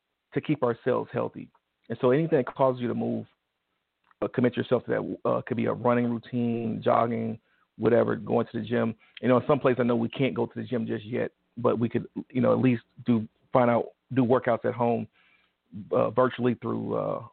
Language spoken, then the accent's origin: English; Detroit, Michigan, United States; I'm from Detroit.